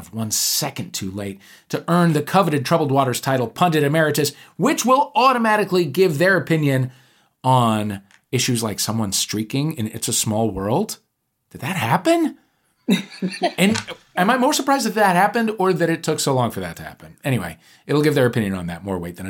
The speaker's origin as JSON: {"language": "English", "town": "St. Louis", "region": "Missouri", "country": "United States", "tie": "born or raised there", "moved": "yes", "said": "my hometown of St. Louis"}